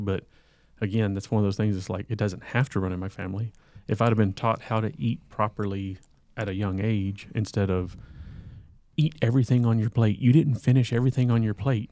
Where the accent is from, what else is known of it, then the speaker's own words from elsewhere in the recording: the South, United States; me growing up in the South